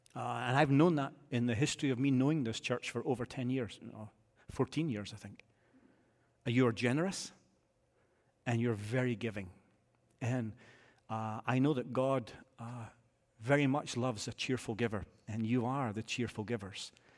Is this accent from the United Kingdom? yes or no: yes; Scotland, United Kingdom; I'm a Scotsman